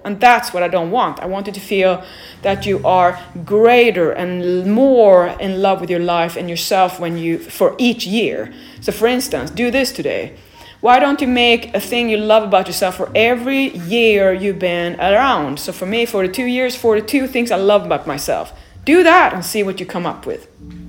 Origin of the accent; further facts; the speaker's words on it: Sweden; moved away as an adult; now in Los Angeles, United States; So when I came from Sweden, I was a pedestrian. When I came to USA and Los Angeles, Paolo said, we have to have a car.